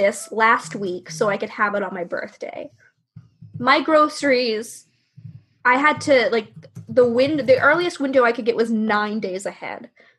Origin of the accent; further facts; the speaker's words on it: the South, United States; growing up in the South